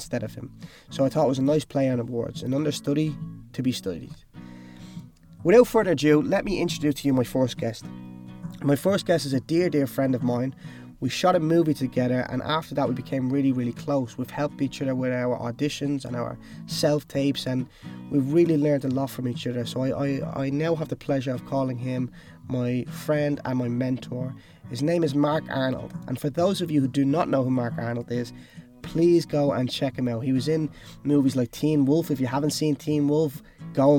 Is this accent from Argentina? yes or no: no; Dublin, Leinster, Ireland; moved away as an adult; also born or lived in Cork / Los Angeles; I then moved to Dublin, where I'm actually originally from